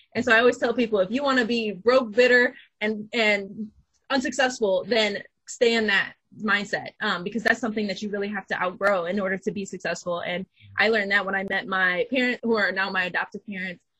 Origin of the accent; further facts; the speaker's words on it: Flint, Michigan, United States; I went to the University of Michigan Flint first because I'm from Flint